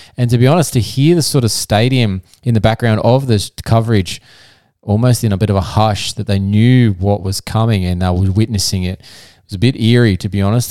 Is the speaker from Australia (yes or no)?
yes; Australia; I'm not American, I'm Australian